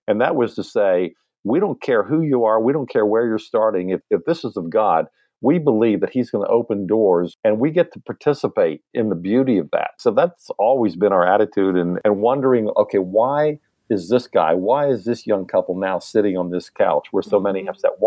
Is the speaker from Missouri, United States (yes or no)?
no; Lancaster County, Pennsylvania, United States; now in Nashville, United States; I grew up in Lancaster County, Pennsylvania